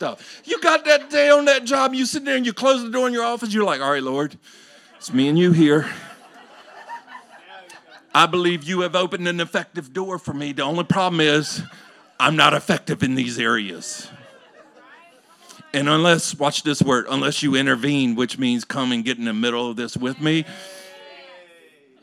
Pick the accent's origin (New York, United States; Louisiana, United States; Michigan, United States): Louisiana, United States; I grew up in Louisiana